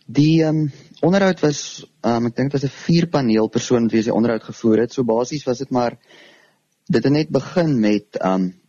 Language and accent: Afrikaans; Karoo, South Africa; Um ek was tot en met graad 8 toe op Hoërskool Vryseberg waar ek vandaan kom, die klein plekjie in die Karoo.